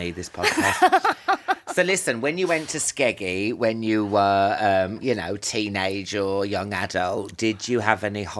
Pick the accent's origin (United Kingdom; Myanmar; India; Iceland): United Kingdom; Northampton, East Midlands; We're coming from Northampton. It's not like New York or, you know, some like metropolis.